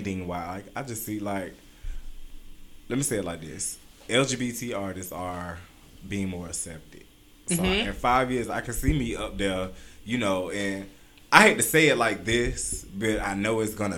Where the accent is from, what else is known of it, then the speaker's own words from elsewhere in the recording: Miami, Florida, United States; moved away as an adult; I'm from Miami.